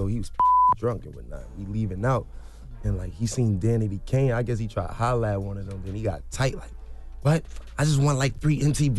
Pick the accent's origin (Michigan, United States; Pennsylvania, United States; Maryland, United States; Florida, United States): Maryland, United States; Baltimore; I'm from Baltimore, so it was like, you know what I mean?